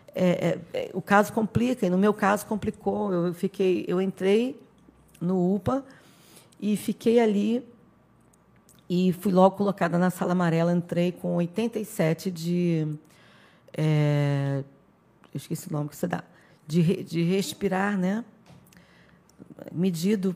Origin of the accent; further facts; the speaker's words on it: Rio de Janeiro, Brazil; moved away as an adult; also born or lived in São Gonçalo; now in Araruama, Brazil; eu sou do Rio de Janeiro, sou carioca